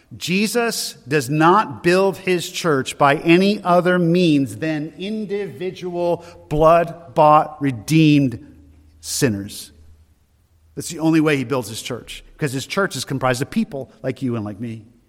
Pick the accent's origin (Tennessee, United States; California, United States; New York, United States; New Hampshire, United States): New Hampshire, United States; Loudon; also born or lived in Maine; I'm from Loudoun originally, from New Hampshire